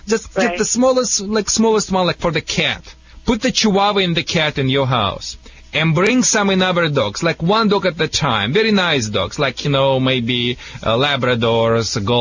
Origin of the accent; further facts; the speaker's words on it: Russia; English is a second language; moved away as an adult; also born or lived in Siberia / Moscow; now in Detroit, United States; I moved directly from Russia with to the Metro Detroit, to the Detroit, Michigan